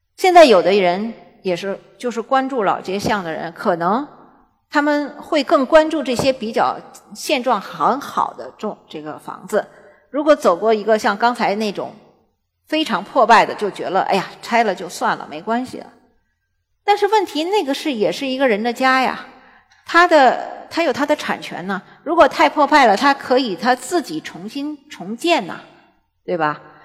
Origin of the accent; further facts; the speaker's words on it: Beijing, China; 我是蓝眼睛北京人，因为我是混血儿，中国和法国的混血，我在北京胡同里出生长大